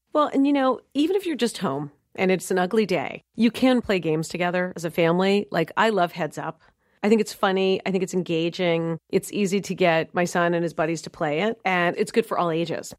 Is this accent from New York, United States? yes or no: yes; New York City, New York, United States; now in Dallas, United States; I grew up in New York City living at museums on weekends